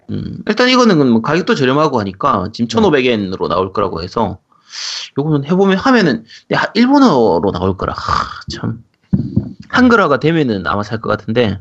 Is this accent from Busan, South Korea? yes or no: yes; Busan, South Korea; 저는 이제 부산이라서 롯데 팬이기 때문에